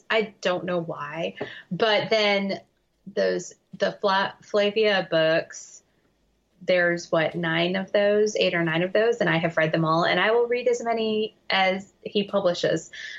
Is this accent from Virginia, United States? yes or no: yes; Richmond, Virginia, United States; now in Tennessee, United States; My parents are Midwestern and I grew up in Richmond, Virginia, which is not really the South. But being in Tennessee now for such a long time, I think I'm a Southerner now.